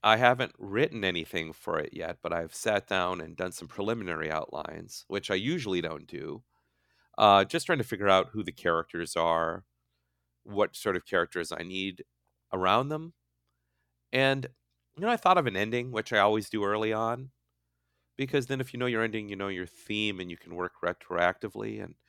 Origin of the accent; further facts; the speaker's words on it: Midwest, United States; now in California, United States; I had never really written about my life as a Midwesterner in California and what that's been like and what it was like moving here.